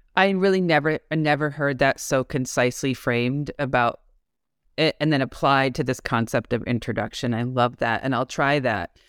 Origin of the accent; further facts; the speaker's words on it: Massachusetts, United States; I'm from Massachusetts.